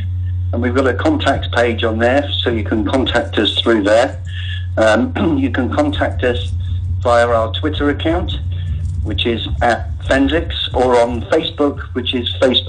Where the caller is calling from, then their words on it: Westbury, South West England, United Kingdom; I'm calling from Westbury in Wiltshire.